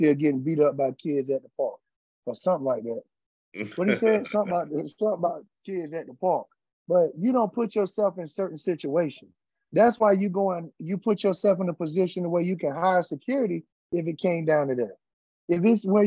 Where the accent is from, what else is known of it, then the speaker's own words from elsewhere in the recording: Columbia, United States; I'm from Columbia